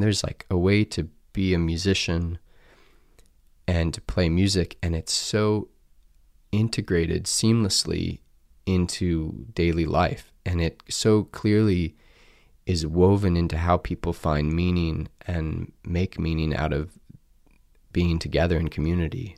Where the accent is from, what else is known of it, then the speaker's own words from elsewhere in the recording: Columbia, United States; moved away as an adult; growing up in Columbia